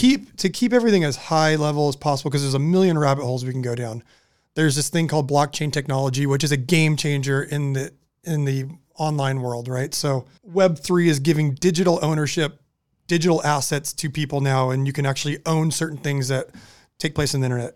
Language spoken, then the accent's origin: English; Southern California, United States; we're growing up in Southern California